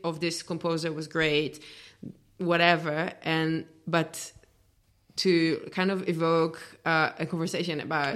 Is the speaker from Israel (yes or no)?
yes; Israel; moved away as an adult; now in Berlin, Germany; growing up in Israel as a classical musician